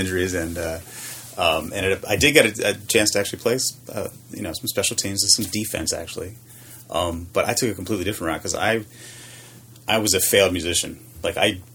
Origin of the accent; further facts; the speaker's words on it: Maryland, United States; I grew up in Maryland.